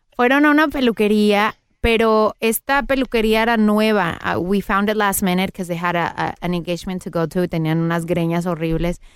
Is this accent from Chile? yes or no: no; Mexico; now in Los Angeles, United States; Soy mexicana